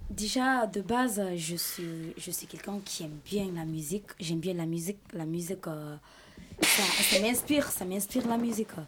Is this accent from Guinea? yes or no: yes; Guinea; French is a second language; Je viens de la Guinée-Conakry.